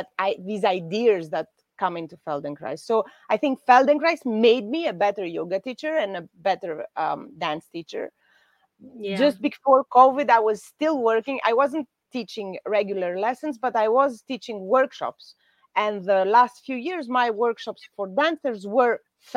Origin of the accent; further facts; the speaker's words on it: Greece; in Greece in August, we don't work